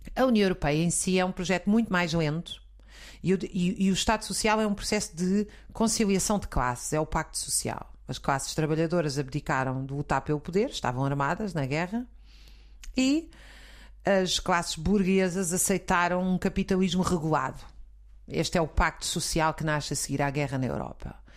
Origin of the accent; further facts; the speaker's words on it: Zambujeira do Mar, Alentejo, Portugal; quando eu era pequena, na Zambujeira do Mar